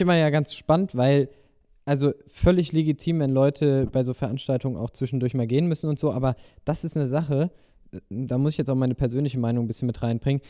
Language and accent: German; Germany; also born or lived in Rhine-Main area; hier bei uns in Deutschland